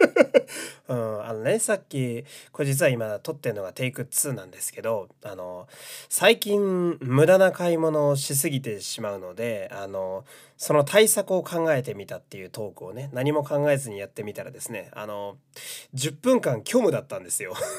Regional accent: Fukui, Japan; now in Tokyo, Japan; 激田舎の人間なので、私は出身が

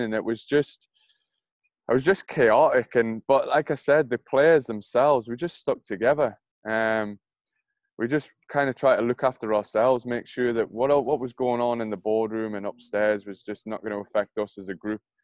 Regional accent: Newcastle upon Tyne, North East England, United Kingdom; being a Geordie

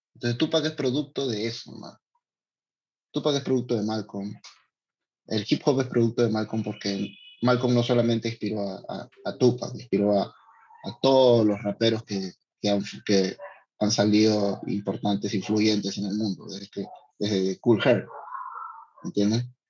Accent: Lima, Peru; born or raised there; also born or lived in San Luis de Cañete (parents' birthplace)

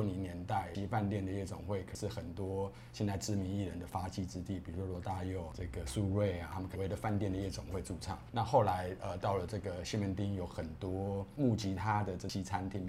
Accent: Taipei, Taiwan; 台北，好，从小就在台北，

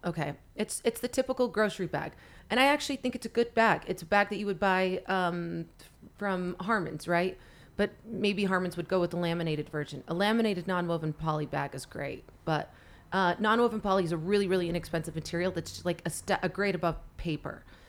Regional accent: Salt Lake City, Utah, United States; moved away as an adult; also born or lived in Los Angeles / Venice Beach; now in Salt Lake City, United States; I grew, born and raised in Salt Lake City

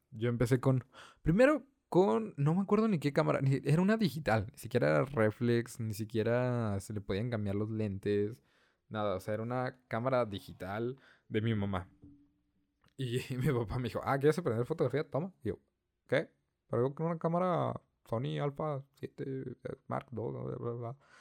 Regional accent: northern Mexico, Mexico; yo soy el único de la familia que es del norte

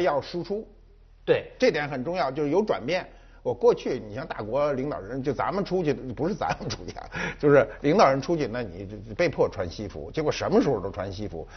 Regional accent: China; 我中国人

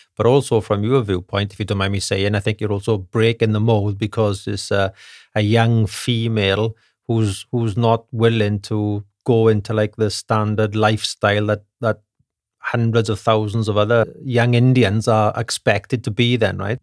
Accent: United Kingdom; now in Germany; being a British gentleman

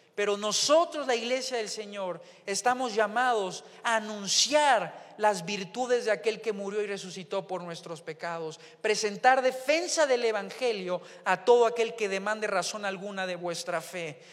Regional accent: Mexico; el mexicano en relación al argentino, pues hablamos diferente

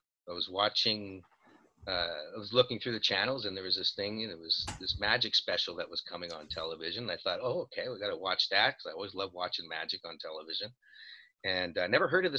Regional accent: Montreal, Quebec, Canada; We're both from Montreal.

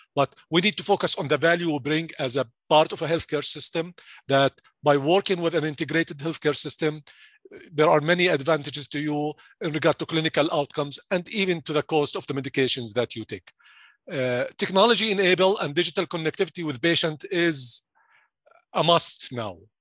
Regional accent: Jordan; English is a second language; moved away as an adult; also born or lived in Stevens Point, Wisconsin; now in United States; I'm originally from Jordan, and I'm sure you can flick, think, uh, you, you can hear my accent right now

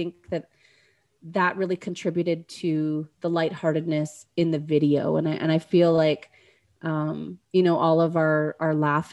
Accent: Dauphin, Manitoba, Canada; Grow Media in Dauphin, Manitoba, which is my hometown

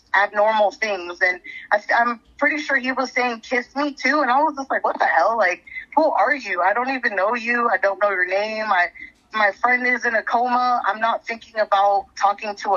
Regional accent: San Pedro, California, United States; we are both from San Pedro. We know everybody there.

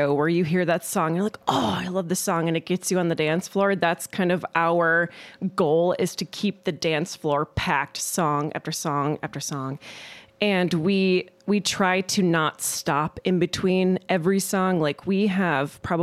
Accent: Mankato, Minnesota, United States; also born or lived in Twin Cities, Minnesota; I'm from Mankato, and you know, I have family and friends here, and I went to school here

